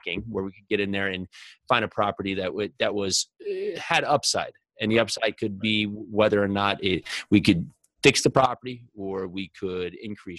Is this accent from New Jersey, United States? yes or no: yes; New Jersey, United States; growing up in New Jersey when I was young